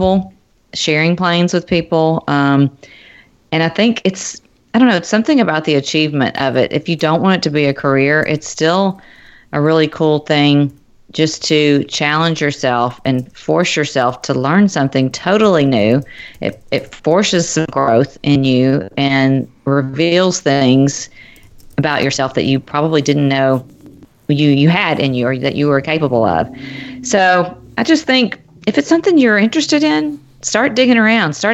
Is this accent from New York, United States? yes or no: no; Nashville, Tennessee, United States; now in Cincinnati, United States; I live in Cincinnati, but my family lives in Nashville. I'm from Nashville